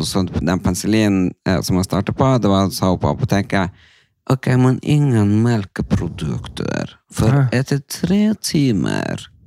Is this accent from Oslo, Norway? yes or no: no; Tysfjord, Nordland, Norway; moved away; forsamlingshuset hjemme i Tysfjorden